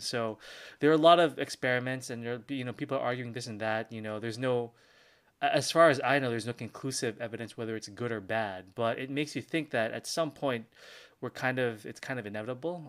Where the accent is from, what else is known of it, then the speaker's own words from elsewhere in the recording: Philippines; I'm Filipino